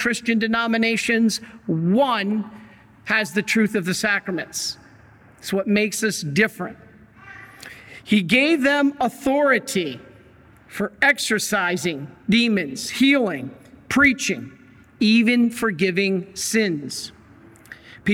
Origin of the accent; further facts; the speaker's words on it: Michigan, United States; also born or lived in Salt Lake City, Utah; I grew up in Michigan.